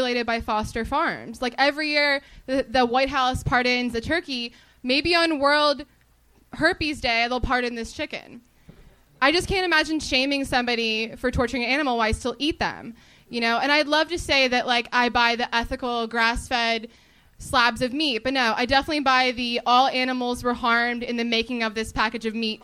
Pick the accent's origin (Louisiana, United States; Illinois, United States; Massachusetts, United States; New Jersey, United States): New Jersey, United States; moved away as an adult; now in Los Angeles, United States